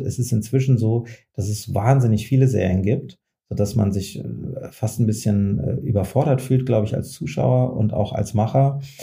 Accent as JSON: {"language": "German", "town": "Frankfurt", "region": "Hesse", "country": "Germany", "said": "Ich komme ja aus Frankfurt"}